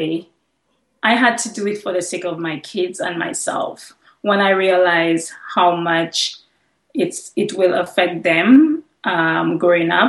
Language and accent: English; St. Lucia; I'm from St. Lucia. I had to change all the names and places in my book. So in my book, you're going to see that I'm from Dominica, but originally I'm from St. Lucia. I'm a St. Lucian.